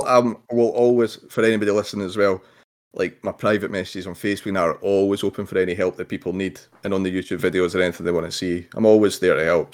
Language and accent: English; Scotland, United Kingdom; being Scottish